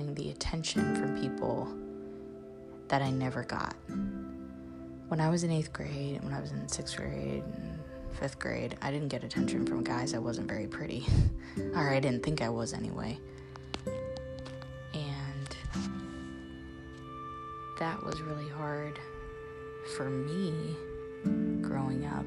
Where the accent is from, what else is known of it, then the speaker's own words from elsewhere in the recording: Central Illinois, United States; I'm from Central Illinois. My dad's been the head football coach here for 30 years